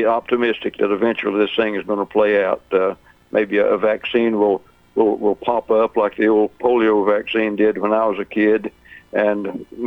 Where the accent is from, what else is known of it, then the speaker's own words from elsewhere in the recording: Crossville, Tennessee, United States; when I was growing up in Crossville, Big Orange Country